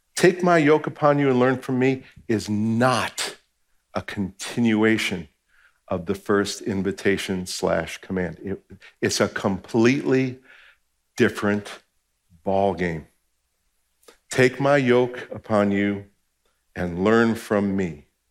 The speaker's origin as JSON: {"language": "English", "region": "New Jersey", "country": "United States", "said": "I'm from New Jersey"}